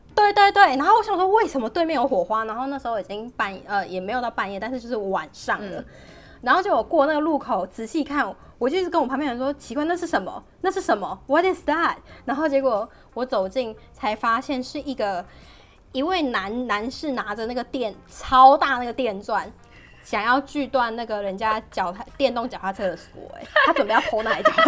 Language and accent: Chinese; Taiwan; moved away; 身为一个台湾人